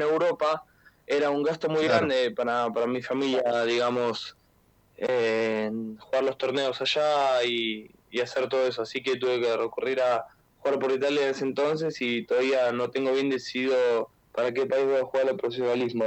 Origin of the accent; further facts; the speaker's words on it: Buenos Aires, Argentina; also born or lived in Villa Gesell, Argentina; now in Italy; venirme a Buenos Aires cuando tenía 7, 8, por ejemplo, 7, 8 años